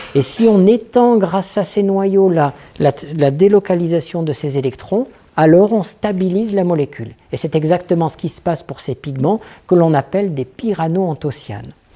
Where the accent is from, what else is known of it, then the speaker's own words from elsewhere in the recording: France; je suis français